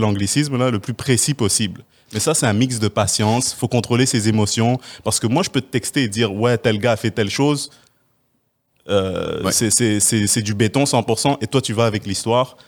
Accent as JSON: {"language": "French", "region": "Quebec", "country": "Canada", "said": "on est chanceux en tant que Québécois"}